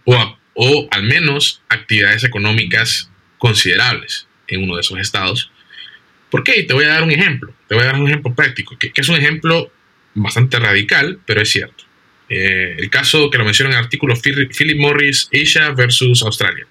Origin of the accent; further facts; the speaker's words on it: Honduras; vos y yo somos hondureños por nacimiento, por tanto somos nacionales del Estado de Honduras